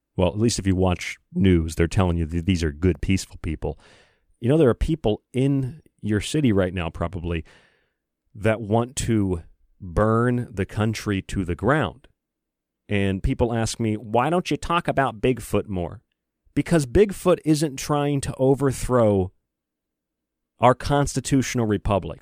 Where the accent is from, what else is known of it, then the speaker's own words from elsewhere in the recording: United States; I'm an American.